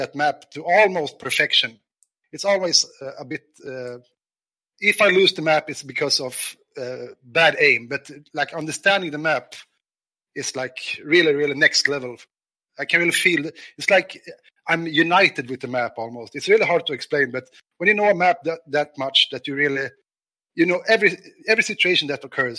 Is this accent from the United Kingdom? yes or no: no; Stockholm, Stockholm County, Sweden; also born or lived in Värmland; I was born and raised in Stockholm